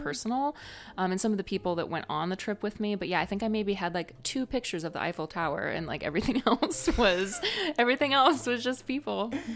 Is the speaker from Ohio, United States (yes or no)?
yes; Northwest Ohio, United States; also born or lived in San Francisco; now in Savannah, United States; where I'm from is a small town in Northwest Ohio